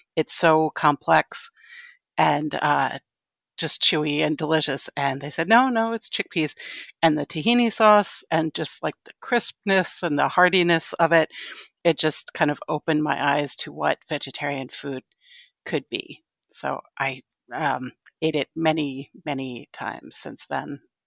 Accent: Connecticut, United States; moved away as an adult; also born or lived in New York City; now in Brooklyn, United States; I grew up in Connecticut

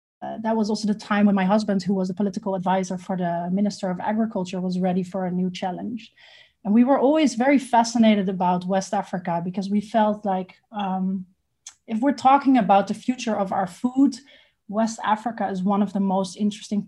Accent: Amsterdam, North Holland, Netherlands; moved away as an adult; also born or lived in Lebanon; now in Ghana; I am originally from Holland, from Amsterdam

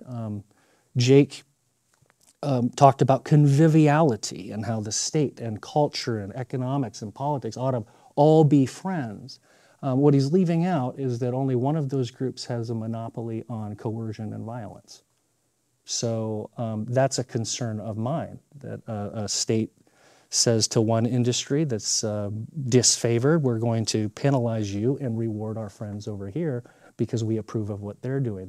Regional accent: Montana, United States; I'm from Montana

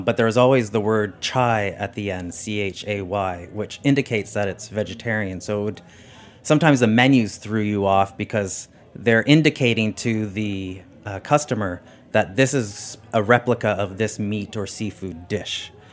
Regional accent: Canada; I am a Canadian.

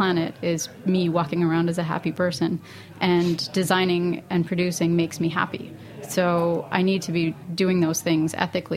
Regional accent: Canada; now in Brooklyn, United States; I'm not the product of hippie parents, but I am Canadian

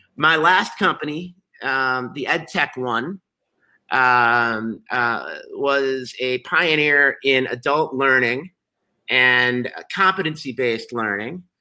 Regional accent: Chicago, Illinois, United States; I'm a Chicagoan, I'm a journalist, and I'm an entrepreneur

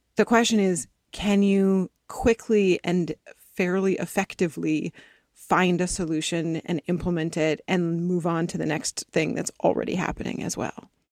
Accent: East Coast, United States; now in Los Angeles, United States; I grew up on the East Coast, and then my family moved out to the West Coast, and I moved down to L

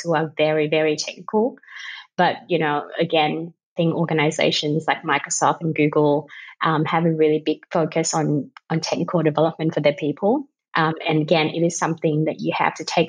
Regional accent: Vietnam; English is a second language; moved away as an adult; now in Australia

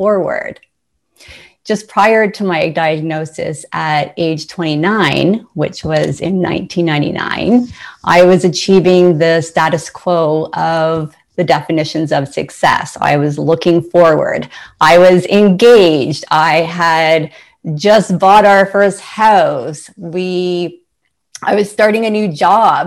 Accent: Ontario, Canada; Ontario. I'm from Canada

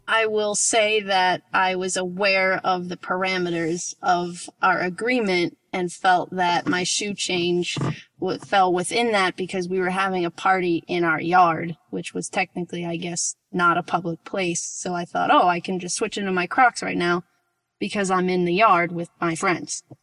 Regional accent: Rockland County, New York, United States; now in Portland, United States; Right outside the city, in the suburb, um, it's in Rockland County.

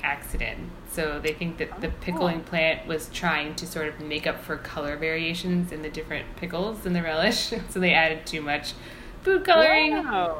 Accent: Indiana, United States; growing up in Indiana

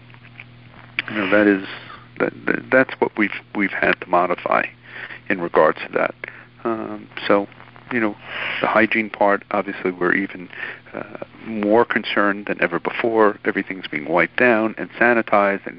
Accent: New York City, New York, United States; growing up in New York when I grew up, and imagine being 10 years old on a New York City subway in 1980

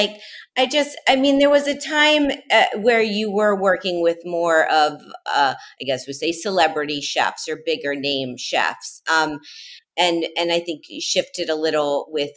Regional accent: Miami, Florida, United States; that's my hometown.

